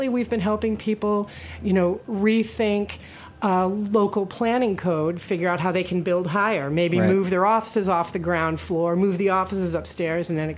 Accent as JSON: {"language": "English", "town": "Buffalo", "region": "New York", "country": "United States", "also_born_or_lived": "Brooklyn, New York", "moved": "yes", "lives_now": "New York City, United States", "said": "I'm originally from Buffalo, New York, and, got to witness firsthand the negative effects of deindustrialization"}